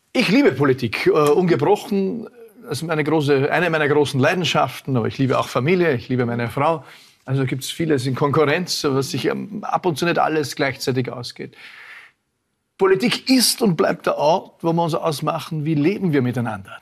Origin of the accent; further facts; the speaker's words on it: Vorarlberg, Austria; als Vorarlberger auch